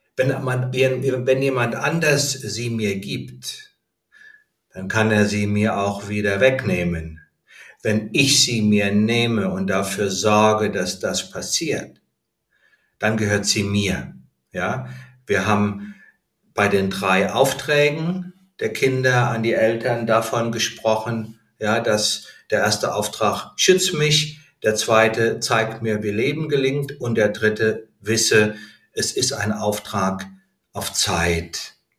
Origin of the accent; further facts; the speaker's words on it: Heidesheim, Rhineland-Palatinate, Germany; moved away as an adult; also born or lived in Berlin; sobald ich mein Abitur habe, ziehe ich aus dem Elternhaus aus. Ich bin von Heidesheim nach Berlin gezogen